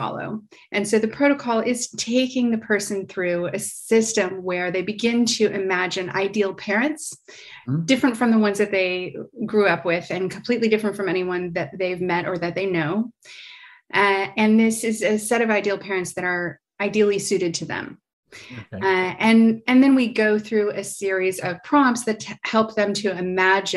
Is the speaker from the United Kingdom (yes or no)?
no; United States; now in Paris, France; So I'm American. I live in Paris, France